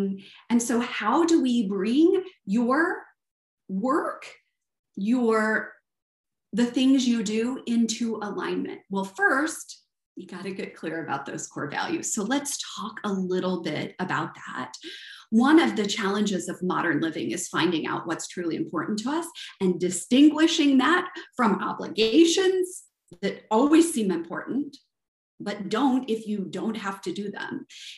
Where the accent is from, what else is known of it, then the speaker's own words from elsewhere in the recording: the South, United States; accent: Southern; It's either my Southern accent or my high-pitched accent, right?